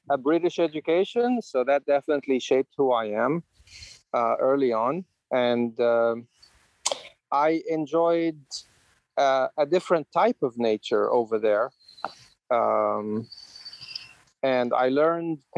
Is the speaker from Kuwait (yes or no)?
yes; Kuwait City, Kuwait; I grew up in Kuwait, which is a desert. The uh, only city at the time in Kuwait was Kuwait City